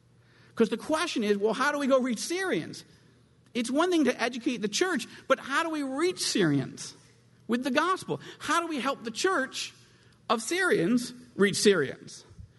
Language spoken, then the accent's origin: English; United States; moved away; And I am from Washington originally